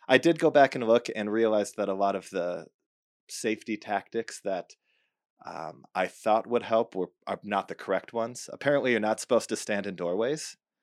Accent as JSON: {"language": "English", "region": "Midwest", "country": "United States", "tie": "born or raised there", "moved": "yes", "said": "I grew up in the Midwest"}